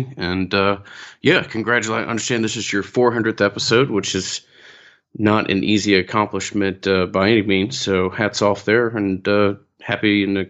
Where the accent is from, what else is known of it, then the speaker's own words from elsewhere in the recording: Atlanta, Georgia, United States; Yeah, I'm born and raised in Atlanta and live here today.